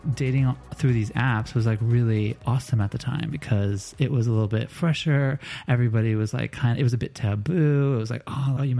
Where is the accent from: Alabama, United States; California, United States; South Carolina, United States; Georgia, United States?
California, United States; Los Angeles; moved away; growing up in Los Angeles, I think that I was 4 when I started hustling.